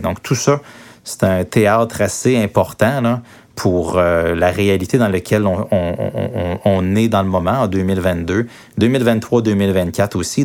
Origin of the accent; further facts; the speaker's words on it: Quebec, Canada; chez nous, au Québec